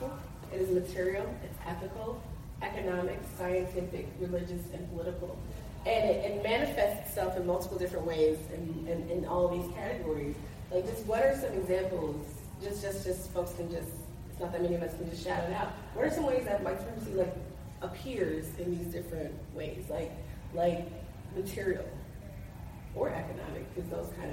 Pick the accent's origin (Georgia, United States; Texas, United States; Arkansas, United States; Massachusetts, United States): Georgia, United States; I'm from Georgia